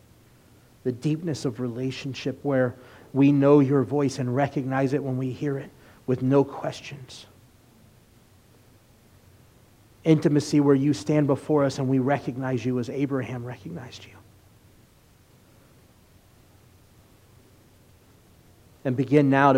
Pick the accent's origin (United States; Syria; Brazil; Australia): United States; especially as American believers